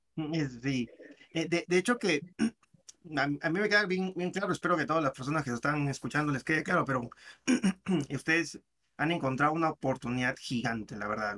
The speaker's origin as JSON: {"language": "Spanish", "country": "Peru", "said": "Yo sé que yo soy peruano"}